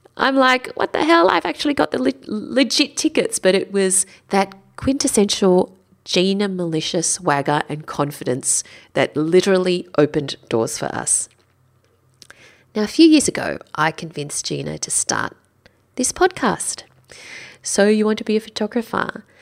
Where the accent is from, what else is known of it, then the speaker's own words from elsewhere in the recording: Sydney, New South Wales, Australia; I'm from Sydney